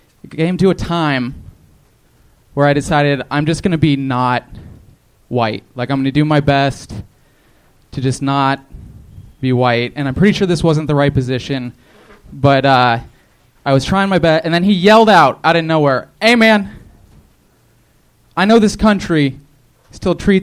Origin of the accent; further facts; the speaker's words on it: San Francisco, California, United States; moved away as an adult; now in Los Angeles, United States; San Francisco